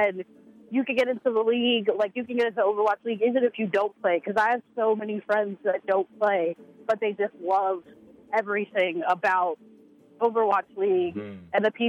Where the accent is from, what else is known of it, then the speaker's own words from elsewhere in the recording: Philadelphia, Pennsylvania, United States; also born or lived in Westchester / South Jersey; I was born in Westchester and raised in Philly and South Jersey.